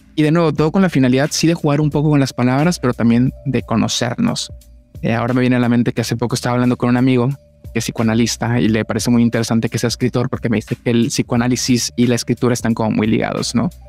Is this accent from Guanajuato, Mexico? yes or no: no; Monterrey, Nuevo León, Mexico; soy de Monterrey